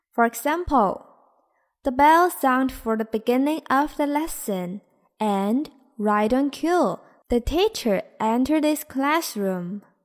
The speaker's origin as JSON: {"language": "Chinese", "country": "China", "said": "我们中国人"}